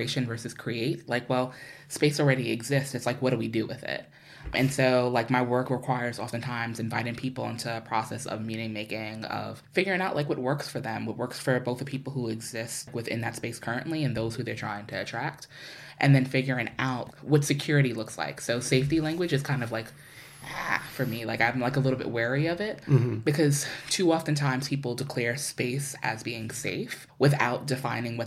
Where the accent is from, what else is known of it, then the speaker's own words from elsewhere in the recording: New York City, New York, United States; moved away; I'm from New York. I grew up between Queens and Harlem